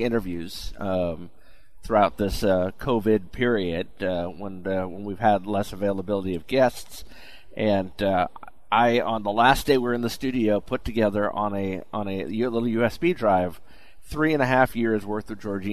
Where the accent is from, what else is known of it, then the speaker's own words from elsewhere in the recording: New York, United States; Growing up in New York